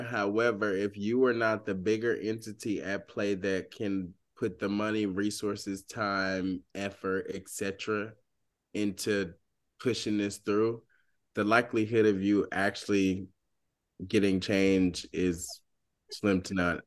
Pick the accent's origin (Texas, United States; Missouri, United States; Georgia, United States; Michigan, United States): Georgia, United States; moved away as an adult; also born or lived in Washington, D.C.; I'm from Georgia